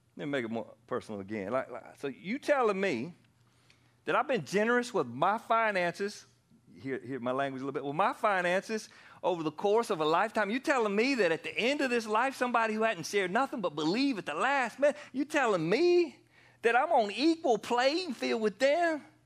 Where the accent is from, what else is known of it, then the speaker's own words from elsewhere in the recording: Anderson, South Carolina, United States; also born or lived in Pennsylvania; I moved back to South Carolina from Pennsylvania. I was born here and we moved up there for a little while and I was 10 years old